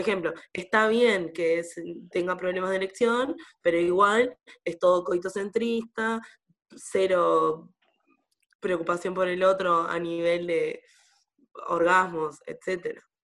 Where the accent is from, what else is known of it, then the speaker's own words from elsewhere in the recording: Sauce, Canelones, Uruguay; en mi pueblo, en Sauce